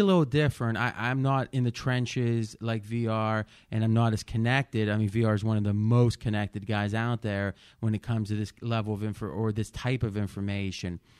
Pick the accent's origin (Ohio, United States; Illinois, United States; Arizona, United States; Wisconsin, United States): Ohio, United States; moved away as an adult; now in Las Vegas, United States; growing up in Ohio